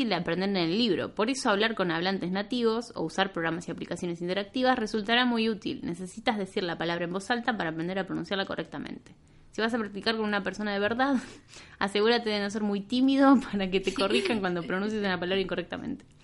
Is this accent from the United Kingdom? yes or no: yes; United Kingdom; Una joven británica de 28 años, podría ser yo, porque también soy británica.